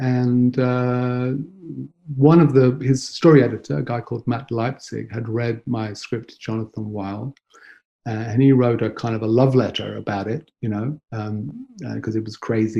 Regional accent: Nottingham, East Midlands, United Kingdom; moved away; I was brought up in Nottingham

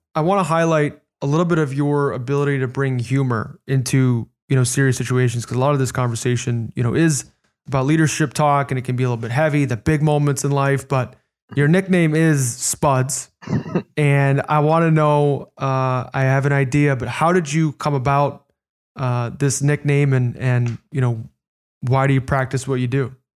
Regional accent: Chicago, Illinois, United States; I grew up in Chicago

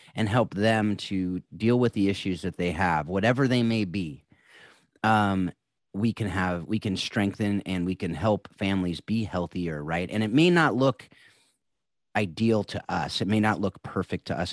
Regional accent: California, United States; all three of us are California boys

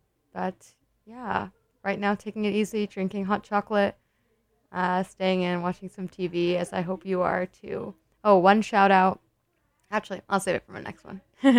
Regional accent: California, United States; growing up in California

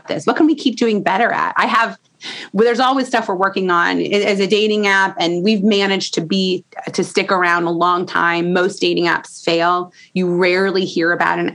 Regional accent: Indiana, United States; I'm from Indiana

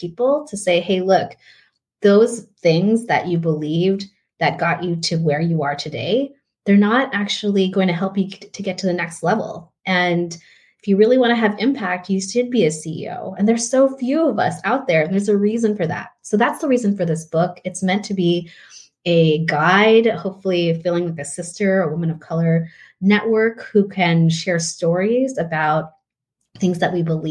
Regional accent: San Diego, California, United States; also born or lived in Philippines; I was born in the United States in San Diego. My parents immigrated from the Philippines

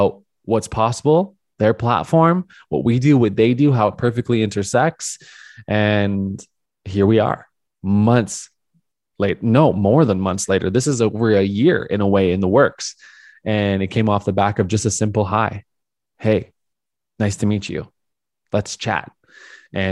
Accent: Calgary, Alberta, Canada; moved away; move back to my hometown of Calgary for a short term

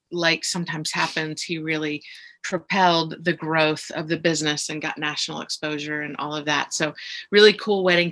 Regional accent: West Chester, Pennsylvania, United States; I grew up in right outside of Philadelphia in Westchester, Pennsylvania

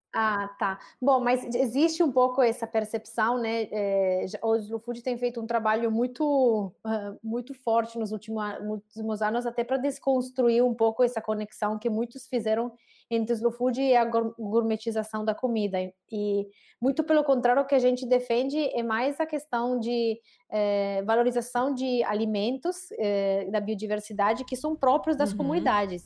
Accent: Saluzzo, Piedmont, Italy; Portuguese is a second language; moved away as an adult; also born or lived in Santa Catarina, Brazil; now in Brazil; Eu sou de uma cidade bem pequena que se chama Saluzzo, uma cidade de um pouquinho mais de 16 mil habitantes, é, na região Piemonte, no norte da Itália

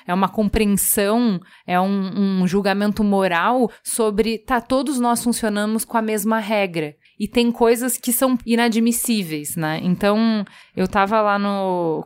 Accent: Brazil; Eu sou brasileira

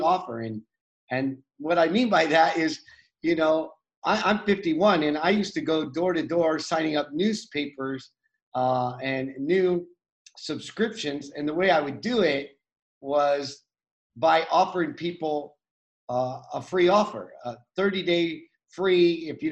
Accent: United States; I grew up with a single mom on welfare in the United States.

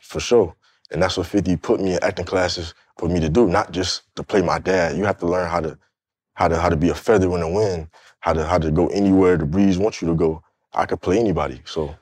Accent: Fort Lauderdale, Florida, United States; I grew up in Fort Lauderdale, Florida, which is like twenty minutes from Miami

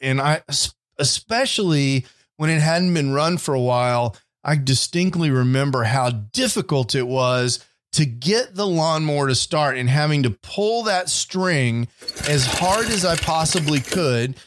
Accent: Houston, Texas, United States; now in Dallas, United States; When I was a kid, I grew up in Houston, Texas

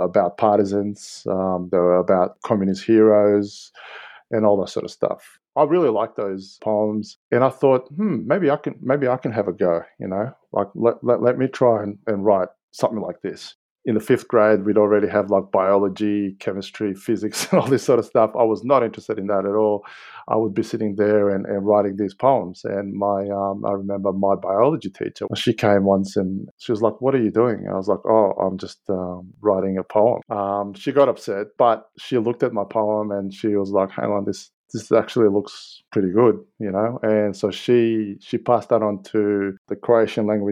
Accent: Novi Sad, Vojvodina, Serbia; now in Australia; I was born in Novi Sad, quote-unquote, capital of Vojvodina

